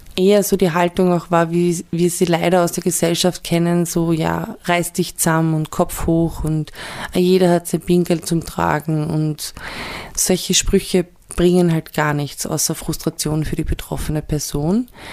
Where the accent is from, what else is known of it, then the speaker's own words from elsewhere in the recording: Vienna, Austria; ich bin ja in Wien geboren und aufgewachsen in Wien und im Südl, südlich von Wien.